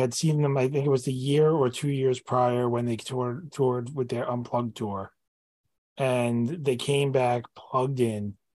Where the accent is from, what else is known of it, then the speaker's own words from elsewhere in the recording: New York City, New York, United States; I'm a New Yorker